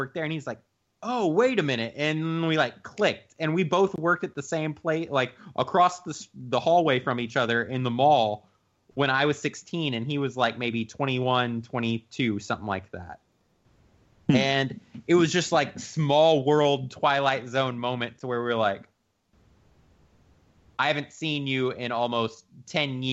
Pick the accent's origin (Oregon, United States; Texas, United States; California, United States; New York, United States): Texas, United States; Temple; my hometown of Temple whenever I was like 15 or 16